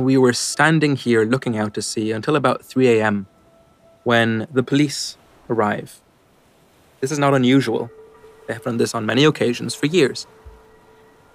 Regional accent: Ireland; moved away as an adult; now in London, United Kingdom; I grew up in Ireland

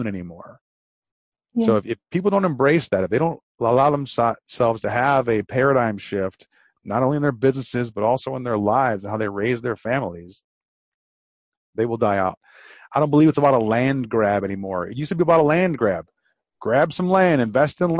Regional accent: Detroit, Michigan, United States; I'm from Detroit, and we had the Renaissance Center

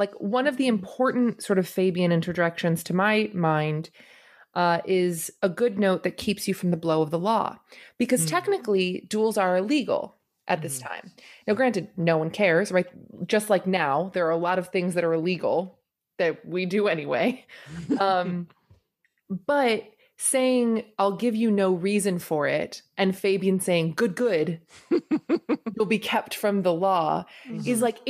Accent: United Kingdom; We're brawlers. We're, you know, we're British. We fight each other.

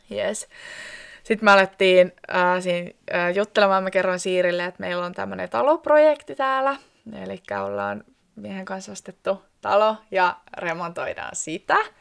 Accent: Koskenkorva, South Ostrobothnia, Finland; moved away as an adult; now in Ivalo, Finland; Mä oon kotoisin Etelä-Pohjanmaalta, Koskenkorvalta, ja ennen kuin mä muutin tänne Ivaloon

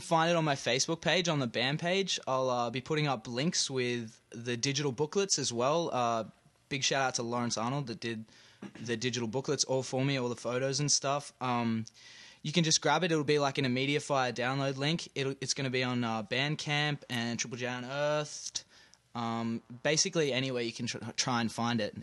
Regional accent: Brisbane, Queensland, Australia; accent: Australian; moved away as an adult; now in Canada; I'm from Brisbane, Australia

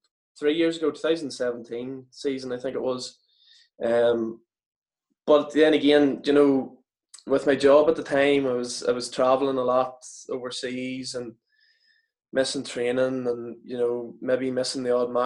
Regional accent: Newry, Northern Ireland, United Kingdom; coming from Newry myself, being in my hometown club

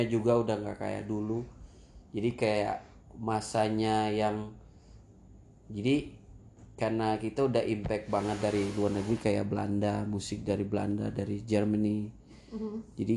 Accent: Ambon, Maluku, Indonesia; now in Bali, Indonesia; Aslinya tuh dari Ambon.

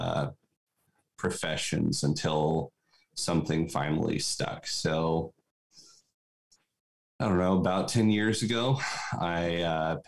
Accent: Nome, Alaska, United States; I grew up in Nome, Alaska

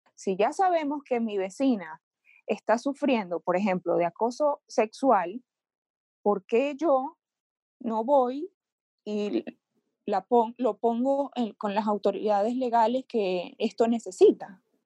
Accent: Venezuela; moved away; Yo soy venezolana, yo me mudé, emigré a otro país

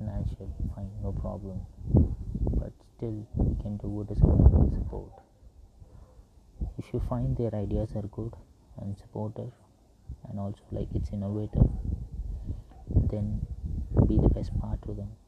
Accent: India; I'm from India

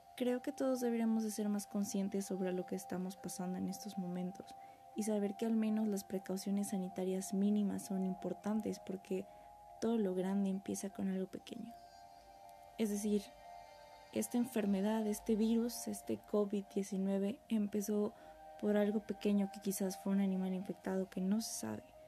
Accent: Mexico; como mexicanos

